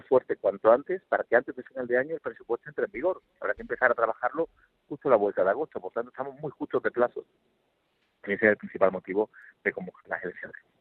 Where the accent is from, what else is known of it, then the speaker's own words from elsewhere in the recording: Málaga, Andalusia, Spain; also born or lived in Seville / Madrid; yo soy de Málaga, vivo en Málaga